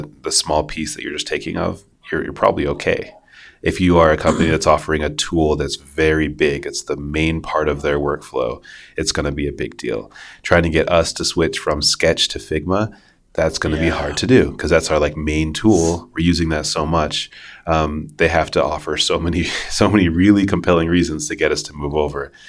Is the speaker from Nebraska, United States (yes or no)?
no; Utah, United States; I'm from Utah.